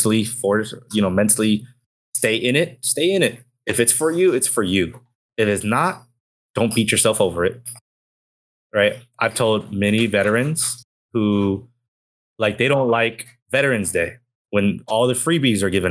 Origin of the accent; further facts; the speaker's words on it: Southern California, United States; I am from the West Coast. I am in Southern California